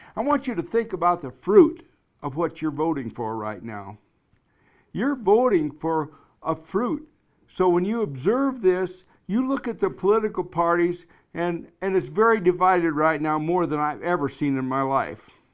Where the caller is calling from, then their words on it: Black Hills of South Dakota, United States; I'm calling you from the Black Hills of South Dakota